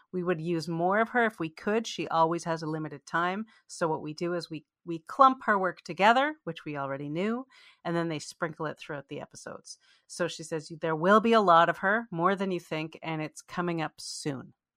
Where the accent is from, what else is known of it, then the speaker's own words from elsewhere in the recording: Canada; we're both Canadian Jews